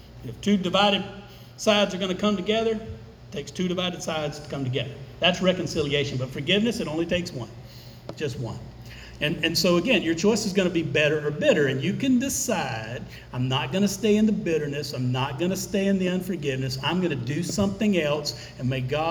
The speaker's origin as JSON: {"language": "English", "country": "United States", "said": "We're Americans. We were raised in Western culture."}